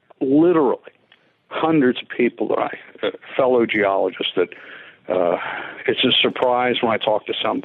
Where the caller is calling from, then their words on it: Pittsburgh, Pennsylvania, United States; I'm calling you from Pittsburgh